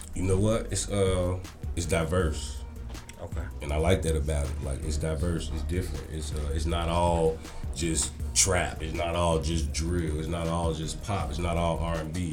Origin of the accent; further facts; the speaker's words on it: Chicago, Illinois, United States; I come from Chicago